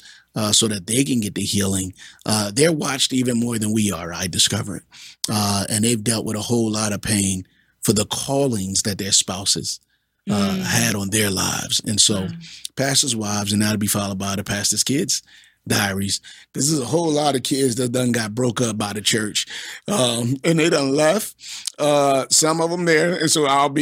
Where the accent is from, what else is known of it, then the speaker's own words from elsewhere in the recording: Philadelphia, Pennsylvania, United States; I'm from North Philly. I'm from 25th and Allegheny. I grew up in the hood